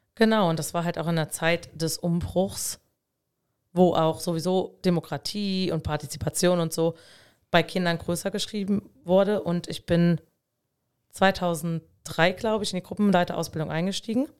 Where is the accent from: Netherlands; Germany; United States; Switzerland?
Germany; Dieblich, Rhineland-Palatinate; in meinem Heimatort in Dieblich